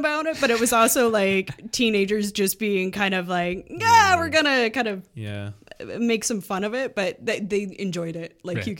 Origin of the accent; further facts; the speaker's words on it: Midwest, United States; now in Canada; I grew up in the Midwest.